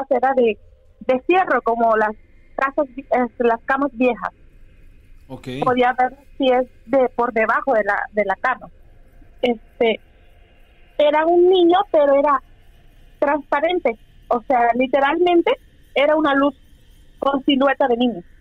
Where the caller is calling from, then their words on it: Houston, Texas, United States; Desde Houston, Texas.